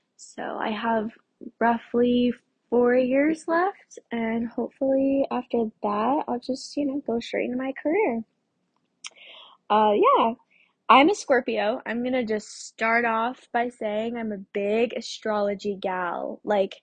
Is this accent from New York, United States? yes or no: no; Durango, Colorado, United States; born there; I was born in Durango, Colorado, which is like 30, 45 minutes away from where my parents grew up and where they met, which is Aztec, New Mexico.